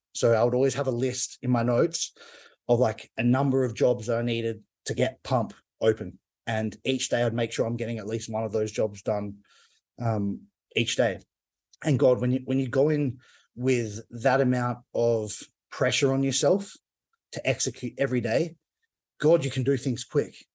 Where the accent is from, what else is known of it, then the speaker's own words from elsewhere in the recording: Perth, Western Australia, Australia; Perth, which is my hometown in Australia.